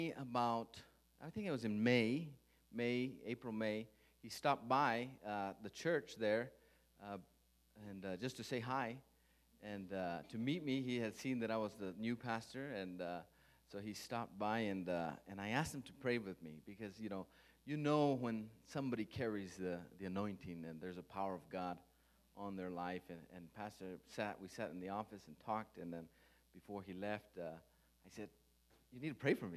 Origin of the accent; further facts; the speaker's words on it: Las Cruces, New Mexico, United States; my wife and I, we grew up in Las Cruces, New Mexico.